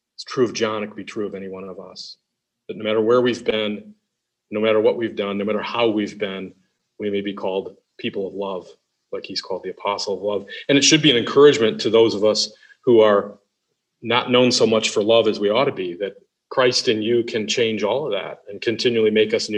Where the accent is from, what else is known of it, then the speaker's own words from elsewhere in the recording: Detroit, Michigan, United States; I'm from Detroit